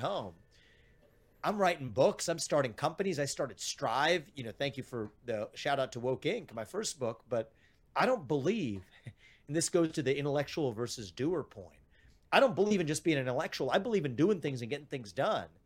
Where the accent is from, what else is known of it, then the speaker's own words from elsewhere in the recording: Evendale, Ohio, United States; My dad faced layoffs at G E when we were growing up in Evendale, Ohio